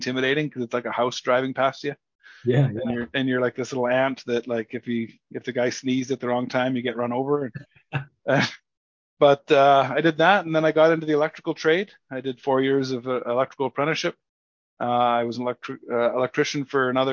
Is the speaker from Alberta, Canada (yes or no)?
no; Sparwood, British Columbia, Canada; I was born and raised in Sparwood, British Columbia, Canada, small little tiny podunk town.